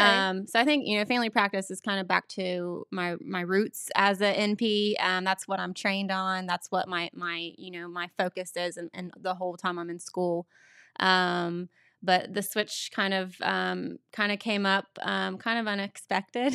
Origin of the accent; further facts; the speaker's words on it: Beaver, Ohio, United States; I grew up in Beaver. I still live there